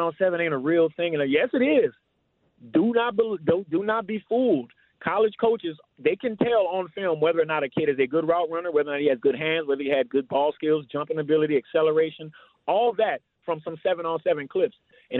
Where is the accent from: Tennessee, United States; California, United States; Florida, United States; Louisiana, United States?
Louisiana, United States; New Orleans; now in Austin, United States; Coming from New Orleans